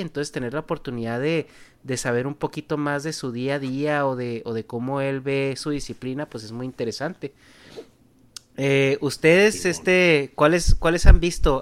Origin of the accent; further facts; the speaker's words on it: Mexico; nuestro estilo de vida como mexicano